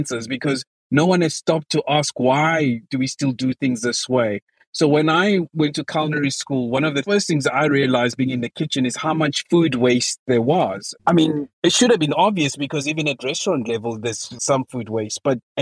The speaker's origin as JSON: {"language": "English", "country": "South Africa", "tie": "born or raised there", "said": "my home country, South Africa"}